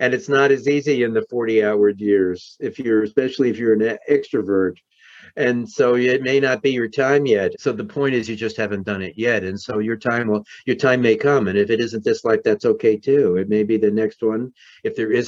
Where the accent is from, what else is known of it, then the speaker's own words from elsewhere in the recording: New York City, New York, United States; moved away; Growing up in New York City in Manhattan